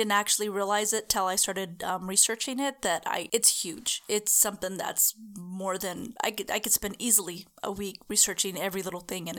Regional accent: El Cajon, California, United States; I'm from Cachon.

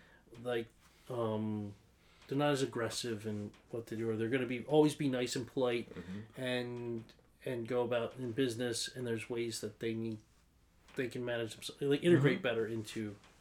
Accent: East Coast, United States; I grew up in the East Coast and it was a much different kind of mentality.

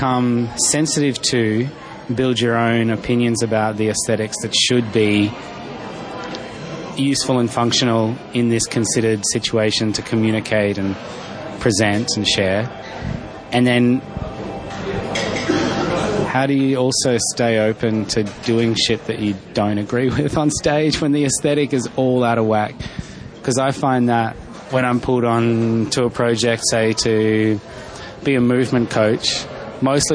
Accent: Darwin, Northern Territory, Australia; I grew up in Darwin, so heaps of different skin tones going on

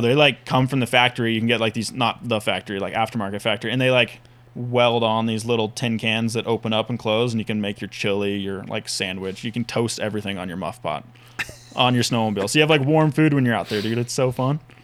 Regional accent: Whitefish, Montana, United States; I grew up in Whitefish, Montana, little town, super fun town

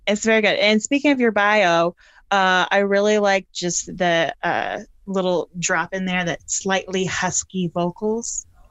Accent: Northeast, United States; I grew up in the Northeast

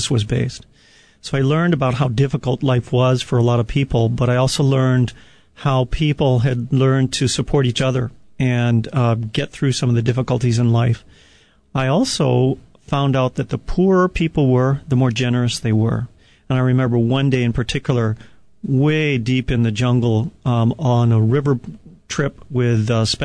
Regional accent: Hawaii, United States; as an American and a resident of Hawaii

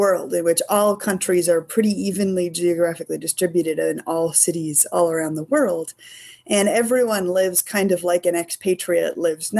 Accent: Annapolis, Maryland, United States; I grew up in Annapolis, that's been my home con since I was 11

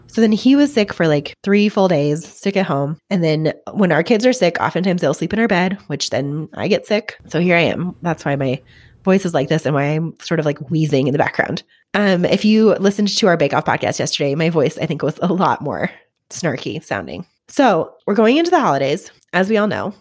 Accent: Colorado, United States; we were all from Colorado

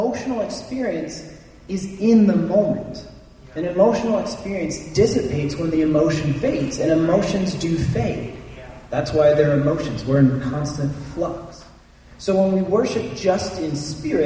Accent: Germany; moved away; I grew up in Germany

